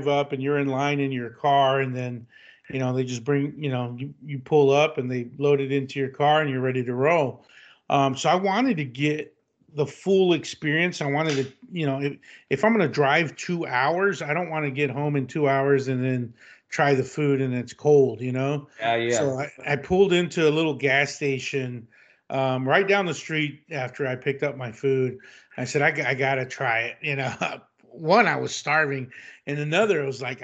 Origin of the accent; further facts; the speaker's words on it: Texas, United States; now in California, United States; being a Texan born and raised